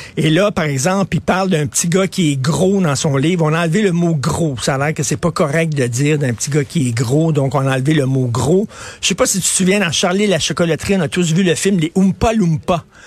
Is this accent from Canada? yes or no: yes; Montreal, Quebec, Canada; quand j'étais jeune, dans les années 70, on était fiers de Montréal